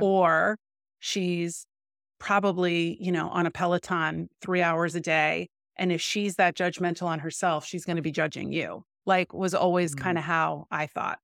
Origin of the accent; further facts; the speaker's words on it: Midwest, United States; now in Los Angeles, United States; But I'm from the Midwest. I feel like that's a different mindset. Now I'm in LA.